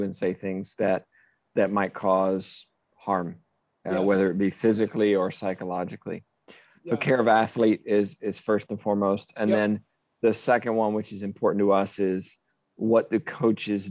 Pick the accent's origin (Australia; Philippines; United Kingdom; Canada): United Kingdom; England; moved away as an adult; also born or lived in Texas / Arkansas / Oklahoma; now in Florida, United States; I'm originally from England. I did a lot of my undergrad and graduate work in England before moving to the US